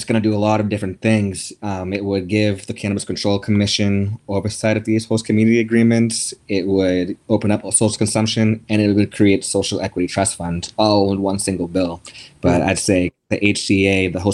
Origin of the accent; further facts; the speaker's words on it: Boston, Massachusetts, United States; I was born in Boston